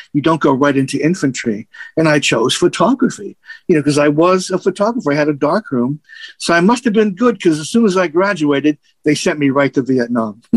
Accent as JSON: {"language": "English", "country": "United States", "tie": "born or raised there", "said": "I grew up in Little Italy."}